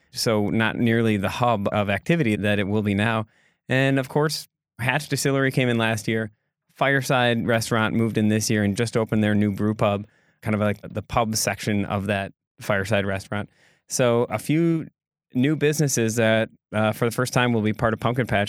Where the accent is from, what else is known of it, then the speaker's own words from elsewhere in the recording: Egg Harbor, Wisconsin, United States; also born or lived in Sister Bay, Wisconsin; I grew up in Egg Harbor. and later on moved to Sister Bay